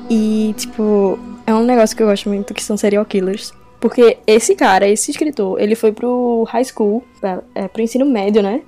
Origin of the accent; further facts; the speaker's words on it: Recife, Pernambuco, Brazil; eu sou de Recife